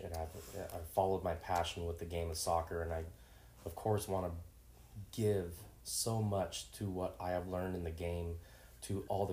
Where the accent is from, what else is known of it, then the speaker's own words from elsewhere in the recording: Washington, United States; also born or lived in Seattle / Vancouver, Washington; growing up in Washington State